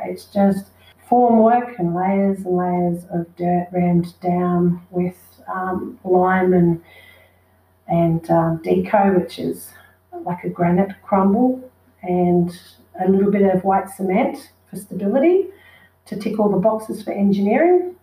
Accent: Noosa, Queensland, Australia; growing up in Noosa

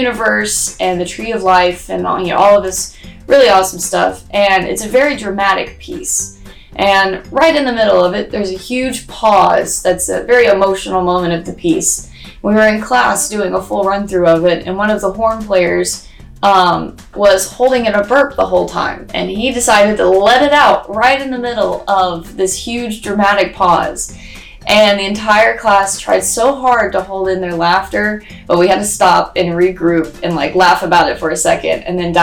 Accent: Warner Robins, Georgia, United States; I'm from Warner Robins. I went to Northside High School. I graduated from there in 2017

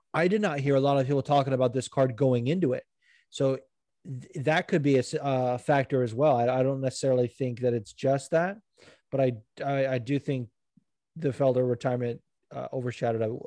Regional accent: Las Vegas, Nevada, United States; also born or lived in Los Angeles, California; now in New Jersey, United States; I grew up in triple digit weather, like growing up in Vegas and then you know being

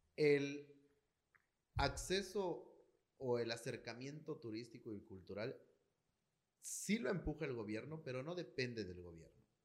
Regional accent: Campeche, Mexico; mi pueblito

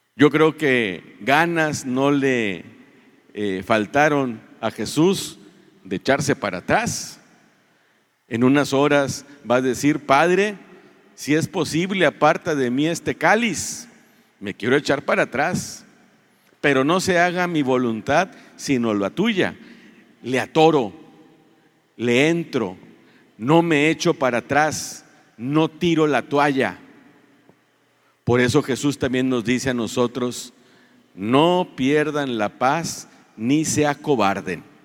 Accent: Reynosa, Tamaulipas, Mexico; No somos el pueblo mexicano, no somos en Tamaulipas, no somos en Reynosa un pueblo de paz

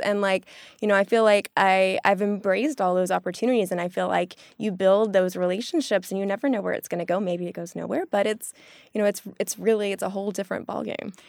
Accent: the South, United States; now in New York, United States; I'm from the South

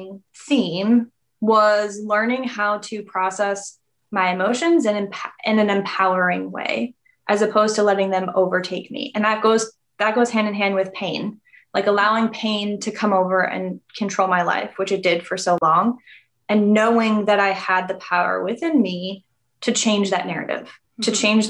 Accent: New England, United States; I'm from New England.

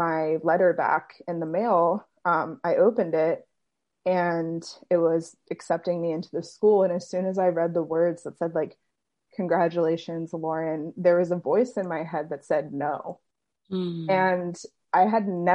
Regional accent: Maryland, United States; I'm from Maryland

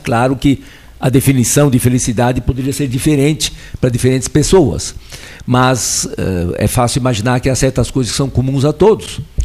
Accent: Brazil; also born or lived in Switzerland; Eu não sou brasileiro, eu nasci na Suíça, vim para o Brasil com seis anos de idade

